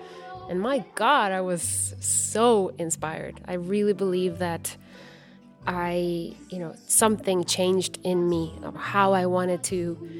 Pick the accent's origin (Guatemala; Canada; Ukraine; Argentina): Guatemala; moved away; growing up in Guatemala